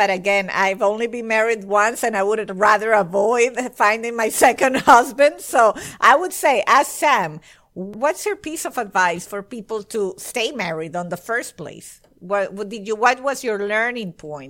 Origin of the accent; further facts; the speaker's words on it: Venezuela; moved away; I'm Italian. My parents are Italian and we were raised in Venezuela